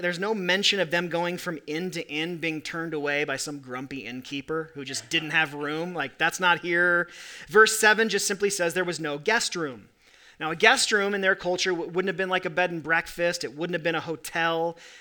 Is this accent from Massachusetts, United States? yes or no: no; Corvallis, Oregon, United States; now in Salt Lake City, United States; I was born in Corvallis, Oregon